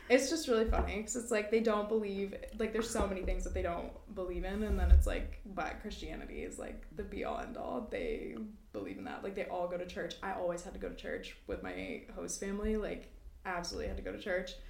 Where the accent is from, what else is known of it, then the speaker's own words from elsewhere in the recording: New Brunswick, Canada; moved away; I'm from New Brunswick